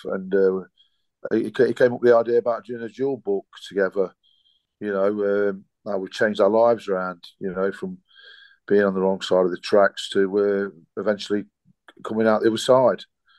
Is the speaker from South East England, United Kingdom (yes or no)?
no; Nottingham, East Midlands, United Kingdom; growing up in Nottingham, Paul coming from Bestwood. I came from the inner city originally.